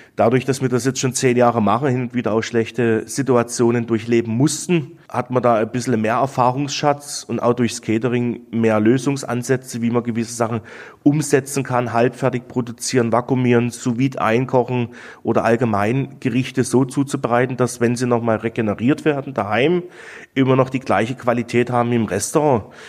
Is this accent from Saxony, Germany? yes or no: yes; near Dresden, Saxony, Germany; moved away as an adult; also born or lived in Black Forest, Baden-Württemberg; now in Nesselried, Germany; Ich komme aus Sachsen, bin in Sachsen geboren, durfte in Sachsen überbetrieblich eine Ausbildung genießen